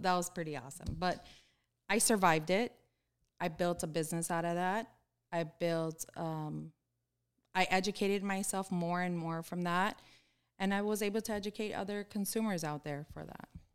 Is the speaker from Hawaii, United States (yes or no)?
no; Miami, Florida, United States; I'm born and raised in Florida. I've lived here my whole life